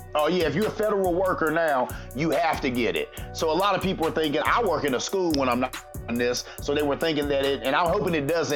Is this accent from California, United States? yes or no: no; Columbus, Ohio, United States; I'm from Columbus, Ohio.